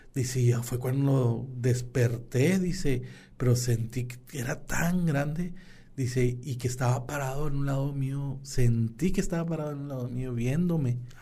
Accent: San Buenaventura, Coahuila, Mexico; somos samunenses, que somos del centro, que somos de Coahuila, que somos del norte

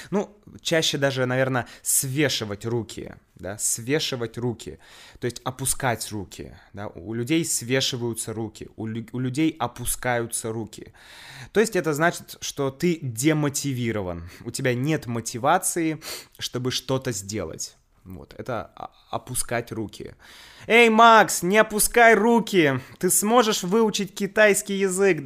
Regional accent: Saint Petersburg, Russia; moved away as an adult; now in Moscow, Russia; я коренной петербуржец

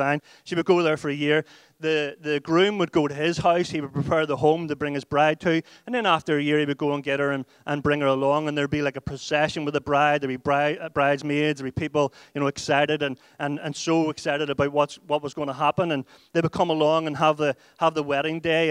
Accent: Ireland; We went out as white Irish people and we came back as whiter Irish people

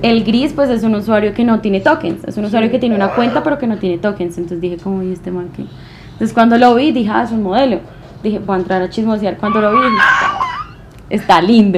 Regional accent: Bogotá, Colombia; accent: rola; also born or lived in Medellín; Y yo, de Bogotá

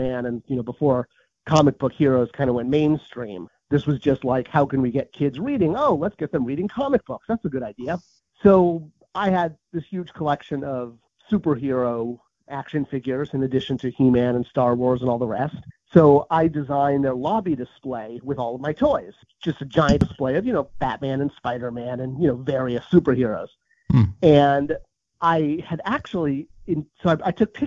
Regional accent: Southern California, United States; I grew up in Southern California

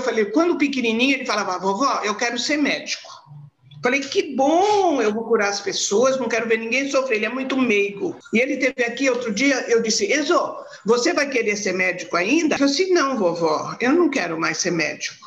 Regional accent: Santos, São Paulo, Brazil; Eu nasci em Santos, de uma família muito gostosa, papai e mamãe se amavam muito, a gente fez um, uma infância muito boa

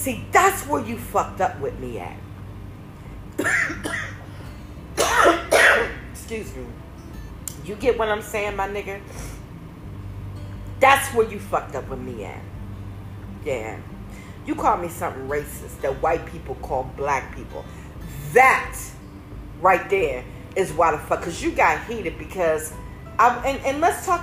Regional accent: Maryland, United States; I'm from Maryland.

